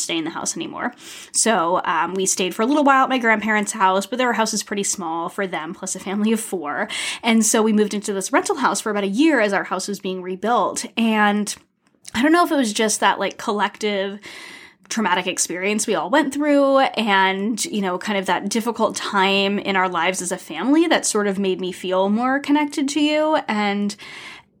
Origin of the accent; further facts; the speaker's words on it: Rhode Island, United States; moved away as an adult; also born or lived in Toronto; But no, I'm from Rhode Island, small state with the longest name.